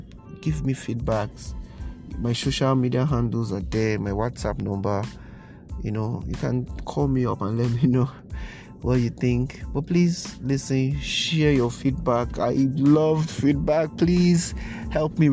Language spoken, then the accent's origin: English; Nigeria; Nigeria, my hometown